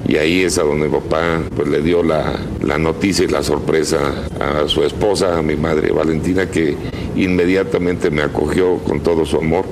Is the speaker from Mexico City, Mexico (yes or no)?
yes; Mexico City, Mexico; Yo llegué pues a los días de nacido, a los 15 días aproximadamente, y pues ahí crecí en Reforma 2402